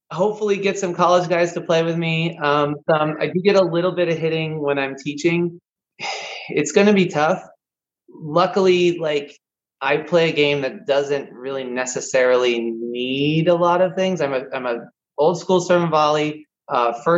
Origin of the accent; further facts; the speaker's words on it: Southern California, United States; also born or lived in Portland, Oregon; I'm from Southern Cal. I played Southern Cal junior tennis.